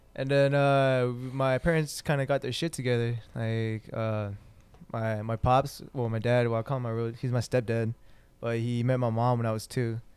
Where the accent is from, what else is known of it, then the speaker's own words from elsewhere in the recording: Santa Ana, California, United States; also born or lived in Fullerton, California / Anaheim, California / Orange, California; I started third grade in Santa Ana, and then ever since then I've just been here